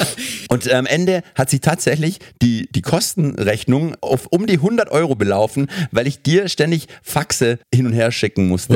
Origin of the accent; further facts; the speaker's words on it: Germany; als Deutscher